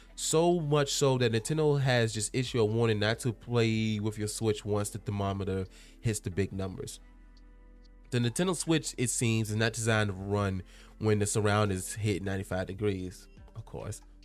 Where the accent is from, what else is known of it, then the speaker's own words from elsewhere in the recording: Henrico County, Virginia, United States; my hometown, um, in Henrico County